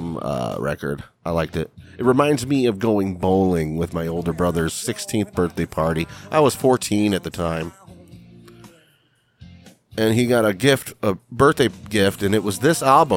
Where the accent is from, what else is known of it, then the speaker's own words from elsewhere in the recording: Cleveland, Ohio, United States; I'm from Cleveland. Well, I'm from a suburb of Cleveland, and it was like hometown.